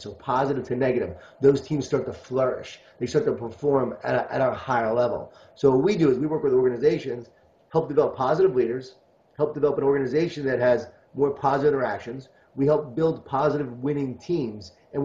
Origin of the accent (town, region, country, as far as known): Long Island, New York, United States; born or raised there